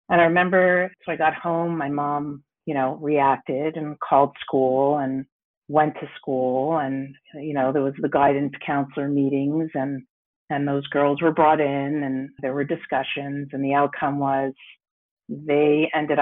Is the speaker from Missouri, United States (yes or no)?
no; New York, United States; moved away as an adult; now in Montreal, Canada; I grew up in New York in a predominantly white neighborhood